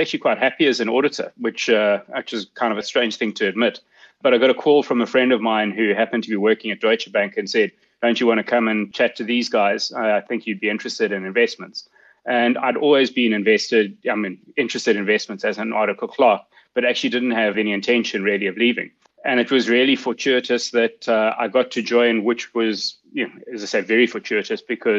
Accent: Nyamandlovu, Matabeleland North, Zimbabwe; moved away; I grew up on a farm in Zimbabwe in a little town called Nyamandlovu.

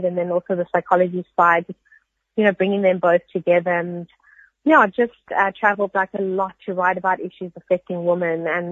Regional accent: Cape Town, Western Cape, South Africa; I grew up in basically in Cape and, in Table View

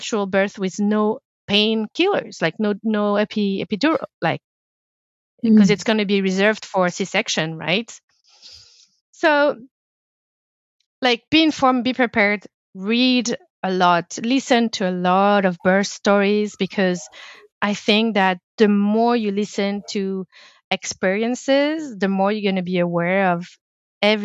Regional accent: France; English is a second language; now in Canada; I come from France

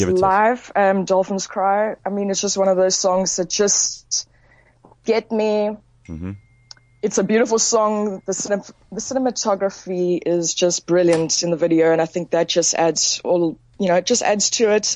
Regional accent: Port Elizabeth, Eastern Cape, South Africa; now in Cape Town, South Africa; I'm phoning from Cape Town. I'm from Port Elizabeth

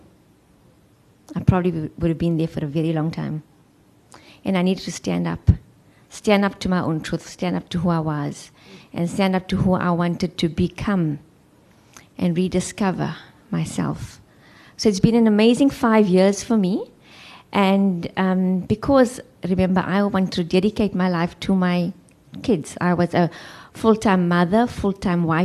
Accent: Johannesburg, Gauteng, South Africa; moved away as an adult; now in Cape Town, South Africa; I am from Johannesburg. I trained as a social worker

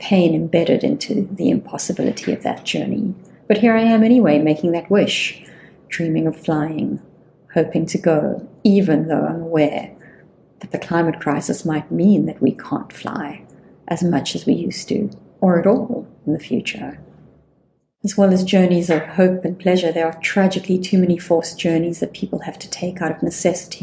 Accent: South Africa; as a South African sitting in South Africa

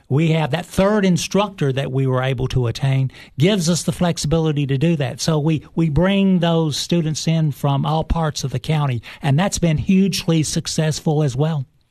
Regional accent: Cookeville, Tennessee, United States; I am originally from Cookville, Tennessee. Uh, I went to, uh, elementary school, uh, high school

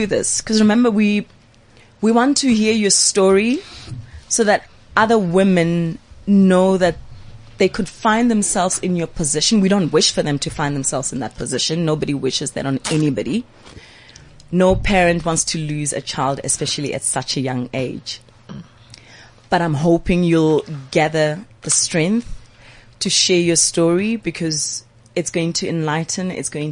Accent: Johannesburg, Gauteng, South Africa; I'm from Pimville

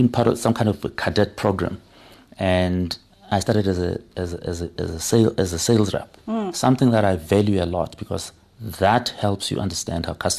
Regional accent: Soweto, Gauteng, South Africa; Yeah, I'm born and bred, brewed and put together in Soweto.

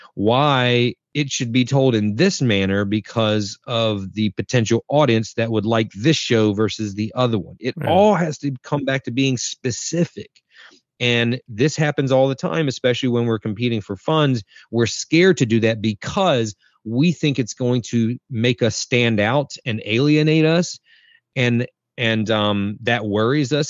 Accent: North Carolina, United States; I'm from North Carolina in the States

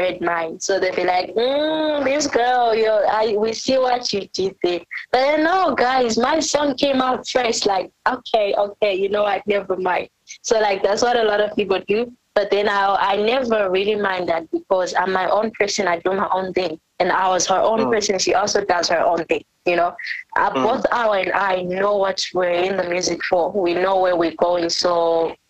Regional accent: South Africa; first language Ndebele; English is a second language; now in Bulawayo, Zimbabwe; the reason why I sing like this is because I was raised in South Africa.

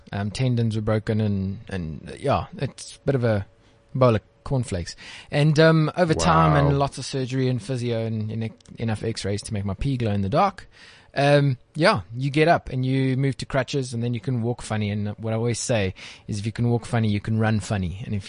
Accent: Johannesburg, Gauteng, South Africa; I'm a Joburg boy

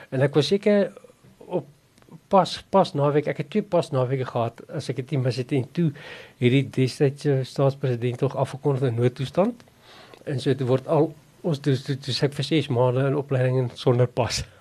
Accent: South Africa; Ek het op 'n plaas groot geword by Noustroom.

